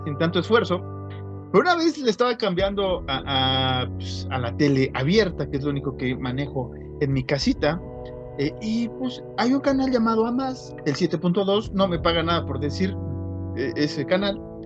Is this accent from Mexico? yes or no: yes; Mexico; somos mexicanos